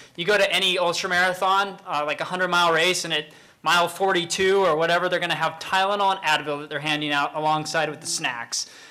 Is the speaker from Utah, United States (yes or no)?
yes; Salt Lake City, Utah, United States; I grew up Mormon in Salt Lake